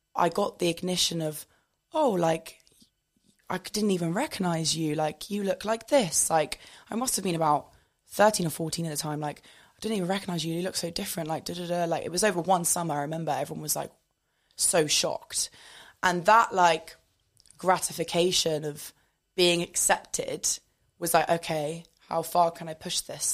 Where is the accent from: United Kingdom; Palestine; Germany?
United Kingdom; moved away as an adult; now in London, United Kingdom; I am originally from the South Coast